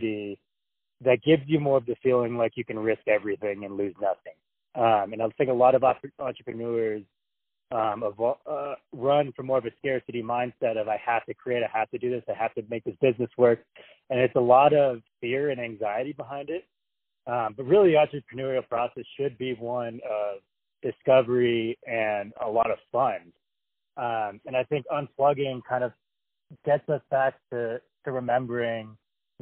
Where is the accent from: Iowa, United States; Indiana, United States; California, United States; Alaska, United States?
California, United States; San Francisco; moved away as an adult; also born or lived in Santa Barbara, California; now in New Mexico, United States; So I live in New Mexico now, but I'm from San Francisco. So I was kind of born into that world